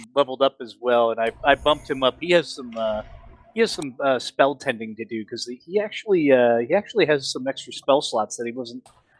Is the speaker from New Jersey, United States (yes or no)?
yes; New Jersey, United States; I grew up in New Jersey.